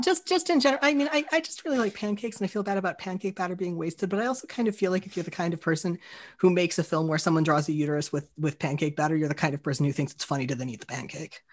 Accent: Florida, United States; I grew up in Florida

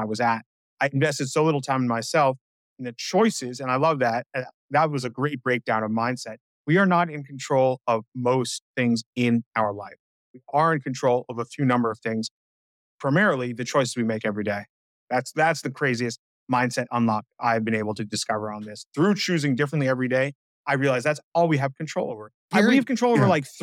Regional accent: New York City, New York, United States; I grew up on the Upper West Side of Manhattan.

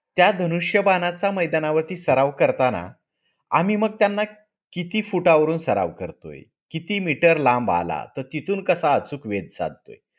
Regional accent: Latur district, Marathwada, Maharashtra, India; moved away as an adult; मी मूळचा लातूर जिल्ह्यातला आहे मराठवाड्यातला

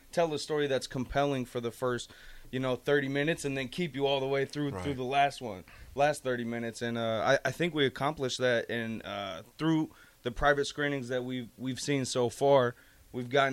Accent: Nebraska, United States; as a kid growing up in Nebraska

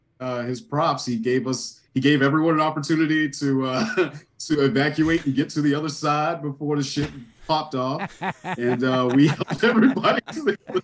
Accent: Savannah, Georgia, United States; now in Chicago, United States; I went to Savannah, Georgia. So I'm originally from Savannah.

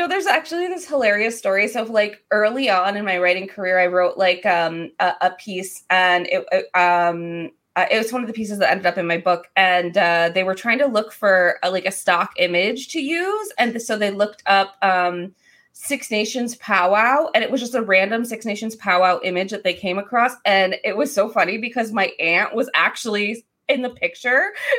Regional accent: Buffalo, New York, United States; born there

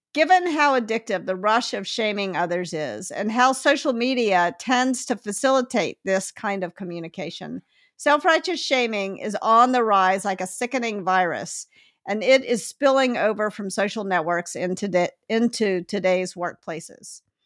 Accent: Memphis, Tennessee, United States; now in Palo Alto, United States; I grew up in Memphis, which is yep. a city that's 60% black

